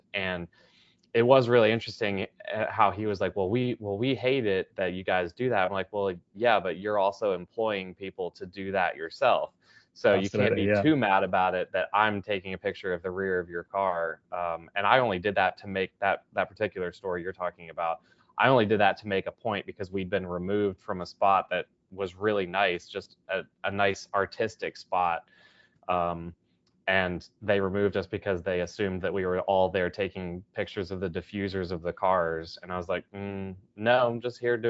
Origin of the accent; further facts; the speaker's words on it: Charlotte, North Carolina, United States; my hometown of Charlotte is known for NASCAR